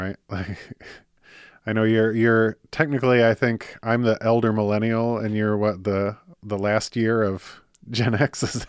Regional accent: Michigan, United States; I grew up in Michigan.

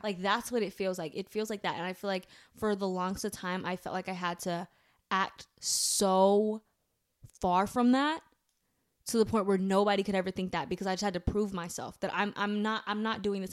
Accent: United States; So, we're American.

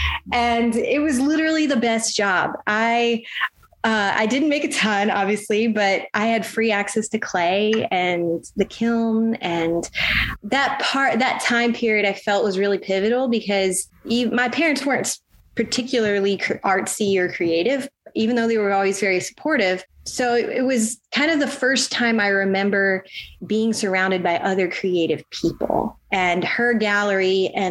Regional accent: Ocean Springs, Mississippi, United States; also born or lived in Jackson, Mississippi; I grew up on the Mississippi Gulf Coast, specifically in Ocean Springs

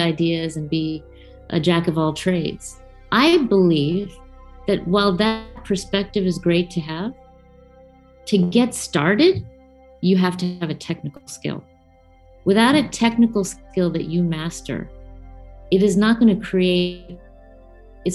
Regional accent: United States; I'm growing up in America

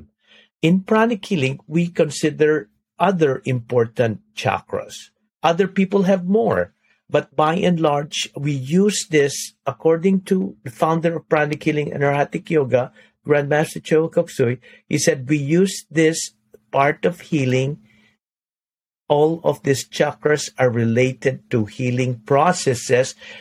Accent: Philippines; now in United States; I'm from the Philippines

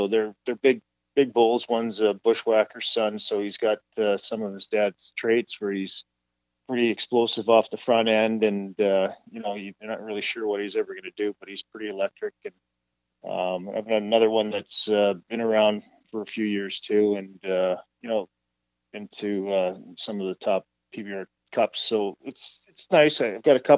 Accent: Langham, Saskatchewan, Canada; I grew up in Langham, just outside of Saskatoon, so that's where I played most of my youth hockey.

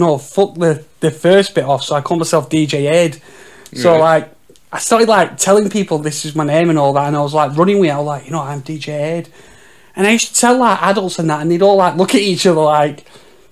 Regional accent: Leyland, North West England, United Kingdom; I'm from Leyland, actually, and there was like Leyland and Shirley, and like Park Hall's in between them both

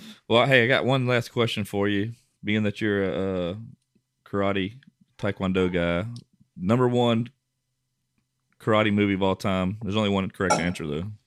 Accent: Westlake, Louisiana, United States; my hometown, Westlake

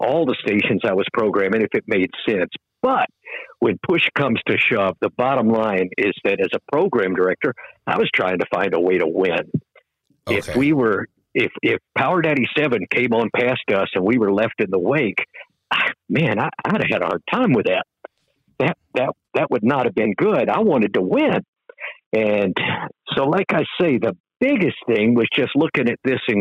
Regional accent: Daytona Beach, Florida, United States; moved away as an adult; also born or lived in Tallahassee, Florida; I grew up very near Daytona Beach

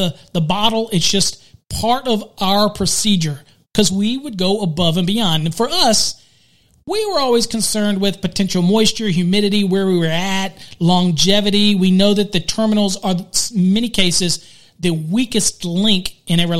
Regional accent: Virginia, United States; I'm from Virginia

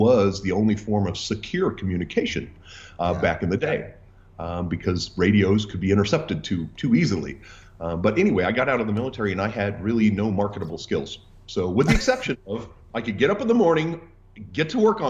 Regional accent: Southern California, United States; also born or lived in Whittier, California / Missouri; I was born in Whittier, California, and raised pretty much in Southern California

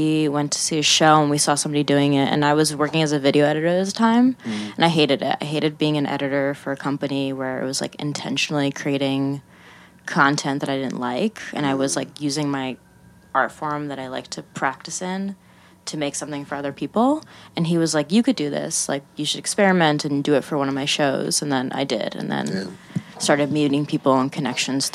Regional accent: Lake Hopatcong, New Jersey, United States; moved away as an adult; also born or lived in Astoria, New York; now in Bushwick, New York, United States; I'm from very, very northwest Jersey. It's called Lake Hopatcong

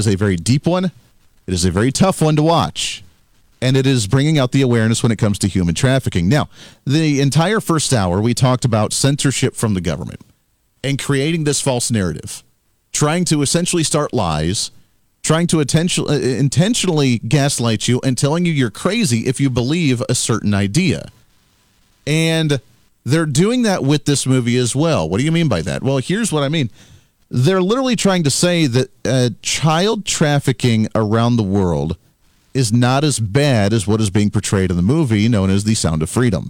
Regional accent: Colorado, United States; I grew up in Colorado

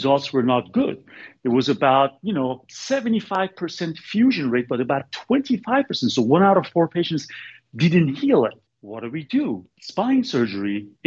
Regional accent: Bay Area, Northern California, United States; now in Sacramento, United States; I'm from Bay Area. I'm from Northern California, Bay Area. So I wanted to come back to Bay Area.

